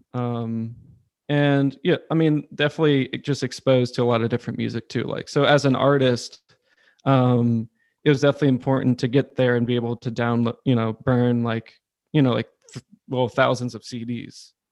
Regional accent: Charlottesville, Virginia, United States; moved away as an adult; also born or lived in Williamsburg, Virginia; now in Richmond, United States; I grew up in Charlottesville

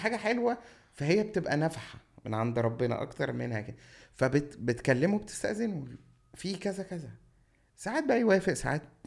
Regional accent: Cairo, Cairo Governorate, Egypt; also born or lived in Shubra, Cairo; انا مطراوي

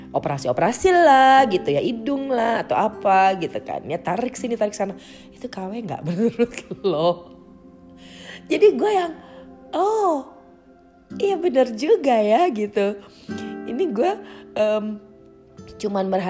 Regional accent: Jakarta, Indonesia; gue gede dan tinggal di Jakarta gitu ya

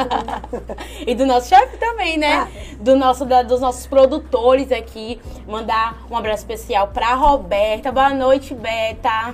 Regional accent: Uruçuca, Bahia, Brazil; Uruçuca, minha terra

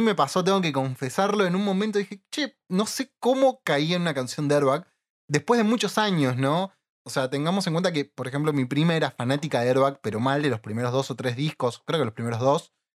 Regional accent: Villa Ballester, Buenos Aires Province, Argentina; Tanto Leo como yo somos de Villa Ballester, o bueno, alrededores

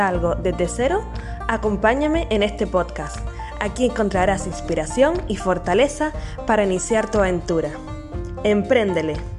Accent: Canary Islands, Spain; nacida en Canarias

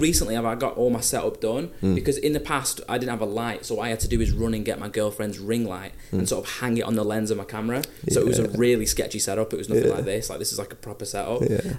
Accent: Blackpool, North West England, United Kingdom; moved away; I'm originally from Blackpool

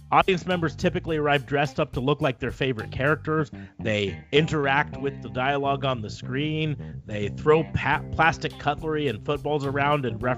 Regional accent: United States; as an American

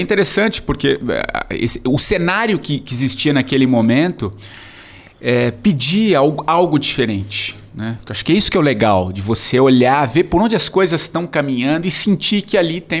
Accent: São Paulo, Brazil; also born or lived in Tupã, São Paulo; Eu sou de São Paulo

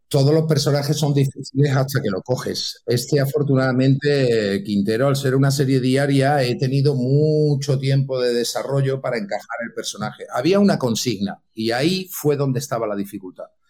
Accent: Santa Coloma de Gramenet, Catalonia, Spain; now in Madrid, Spain; nací, para los que estáis en Cataluña, en Barcelona, nací en Santaco, en Santa mm. Coloma de Gramané

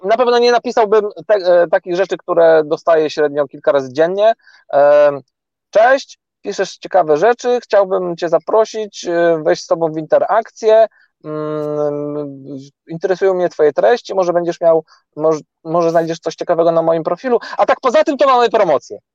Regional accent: Gdańsk, Pomeranian Voivodeship, Poland; wszyscy jesteśmy z Gdańska

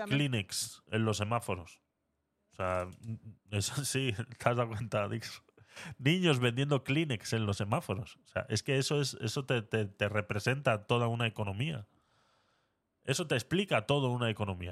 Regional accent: Spain; aquí en España

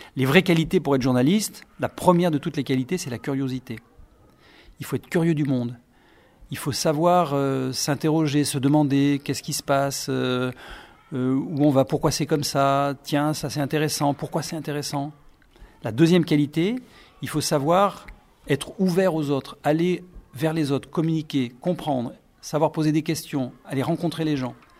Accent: Brive-la-Gaillarde, Nouvelle-Aquitaine, France; also born or lived in Miami; ma ville euh, où je suis né en France, à Brive.

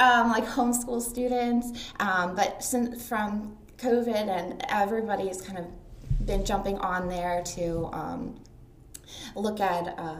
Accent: Limerick, Pennsylvania, United States; I'm from the Limerick area.

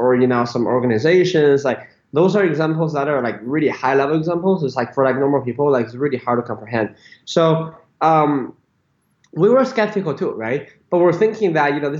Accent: Beijing, China; moved away as an adult; also born or lived in United States; I was born in Beijing, went to U.S. for college

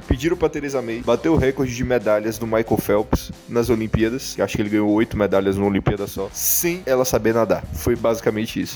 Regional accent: Brazil; moved away

